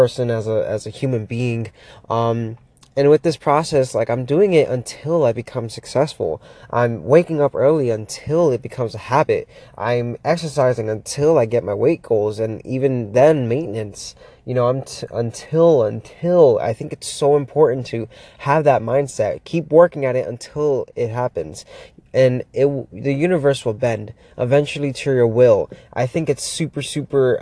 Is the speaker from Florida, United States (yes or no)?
yes; Miami, Florida, United States; moved away as an adult; now in Pittsburgh, United States; Just moved here not that long ago, about 7 months ago from Florida, born and raised in Miami